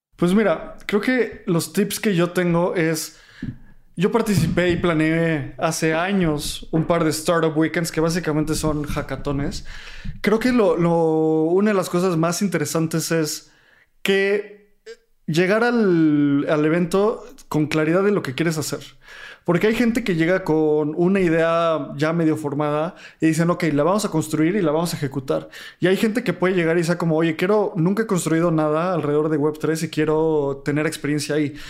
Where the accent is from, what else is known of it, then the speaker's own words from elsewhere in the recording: Mexico; los tres somos mexicanos